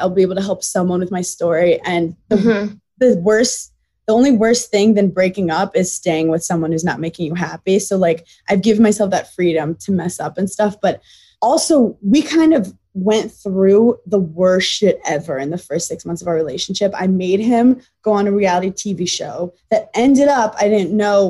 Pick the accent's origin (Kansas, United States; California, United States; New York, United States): New York, United States; New York City; I'm this girl from Brooklyn